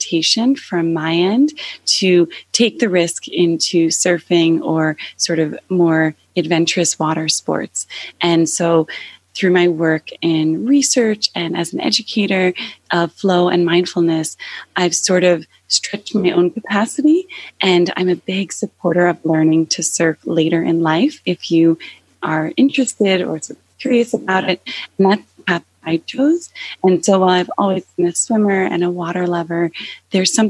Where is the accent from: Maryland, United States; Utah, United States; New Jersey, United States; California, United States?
New Jersey, United States; I grew up about 45 minutes away, and I grew up in New Jersey.